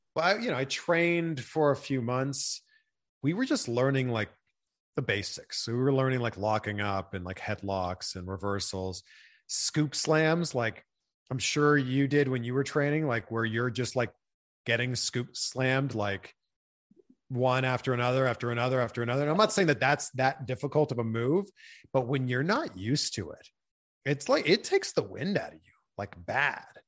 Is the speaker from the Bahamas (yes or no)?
no; Pickering, Ontario, Canada; my hometown of Pickering, Ontario